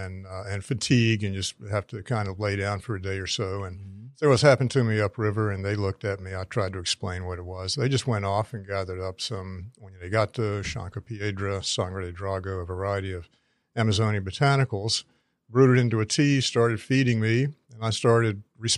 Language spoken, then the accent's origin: English; North Carolina, United States; I grew up in North Carolina